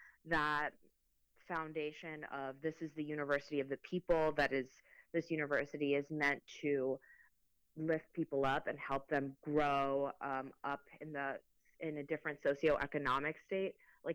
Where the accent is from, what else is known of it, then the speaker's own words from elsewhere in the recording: Mexico; the Spanish that I'm used to is Mexico, is based in Mexico. I'm Mexican. I was born in Mexico.